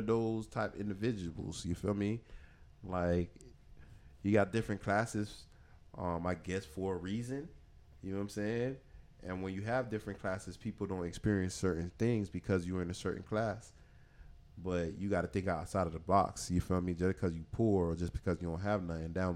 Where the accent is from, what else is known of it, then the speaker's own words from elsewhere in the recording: Miami, Florida, United States; we grew up in Miami